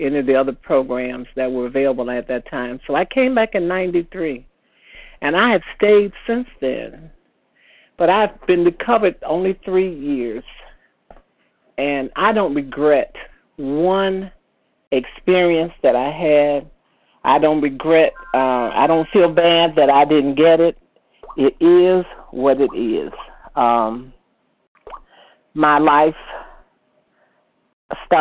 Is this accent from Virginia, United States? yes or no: no; Chicago, Illinois, United States; moved away as an adult; now in Indiana, United States; I moved from my hometown of Chicago to a little town in Indiana